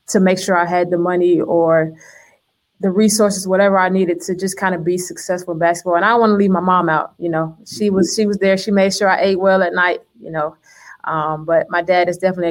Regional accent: Miami, Florida, United States; moved away as an adult; I grew up North Miami, Opa-locka kind of area

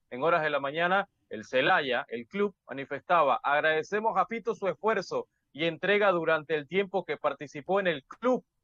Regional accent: Panama; como yo soy panameño y como Alex es hondureño, ¿no?

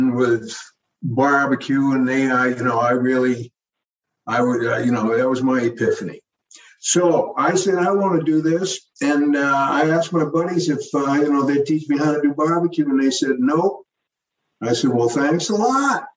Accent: Old Orchard Beach, Maine, United States; my hometown of Old Orchard Beach, Maine

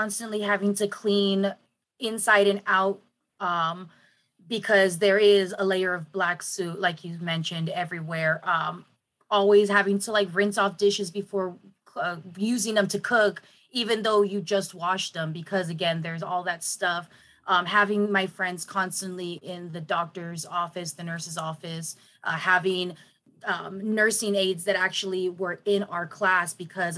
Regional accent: San Diego, California, United States; I grew up in Logan Heights.

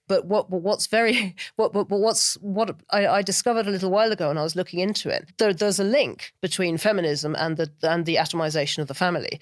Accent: United Kingdom; now in London, United Kingdom; as a Brit

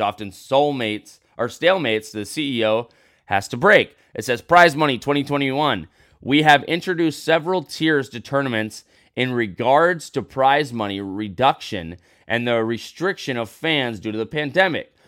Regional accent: United States; I'm an American

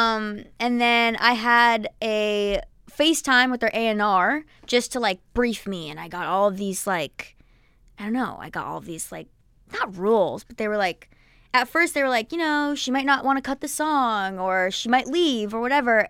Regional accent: New Jersey, United States; I'm from Jersey and I grew up going to PNC Bank Art Center

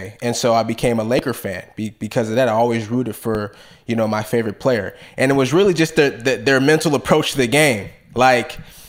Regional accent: Bay Area, California, United States; I never rooted for the Warriors ever in my life, even though I grew up in the Bay Area.

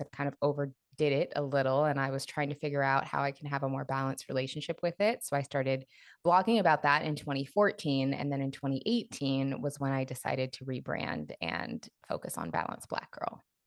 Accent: Seattle, Washington, United States; moved away as an adult; now in Los Angeles, United States; I was born, raised in Seattle, spent all of my twenties in Seattle, and then moved to L A right after I turned thirty

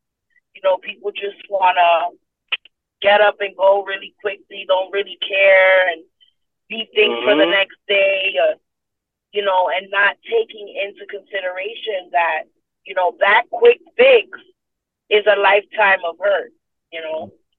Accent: New York City, New York, United States; I'm from New York City. You need things done fast, right away. And you know, that's part of our environment, part of how we grew up, how we were trained to be.

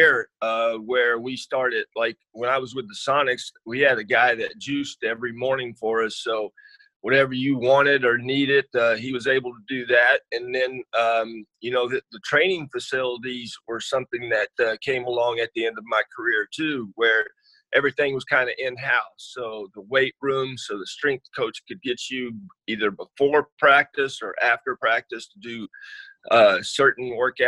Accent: Texas, United States; moved away as an adult; also born or lived in Seattle; now in Spokane, United States; Growing up in Texas

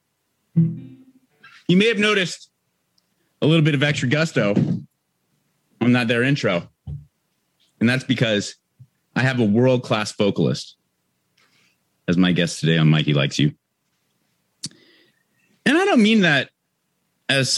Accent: Southern California, United States; I'm from Southern California, not necessarily like a beach town

